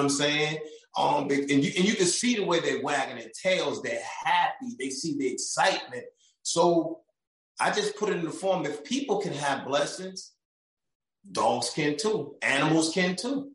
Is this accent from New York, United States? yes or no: yes; New York, United States; moved away; I'm from New York